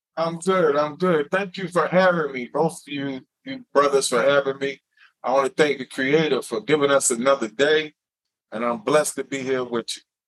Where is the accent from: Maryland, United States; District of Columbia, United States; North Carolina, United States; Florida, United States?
North Carolina, United States; Wilson; moved away; I'm from Wilson, North Carolina